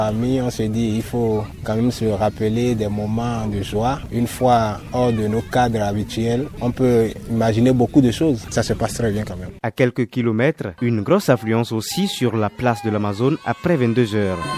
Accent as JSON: {"language": "French", "country": "Benin", "said": "Moi, je suis d'accord avec lui que, en tant que béninois, un béninois, nous, nous sommes les Africains."}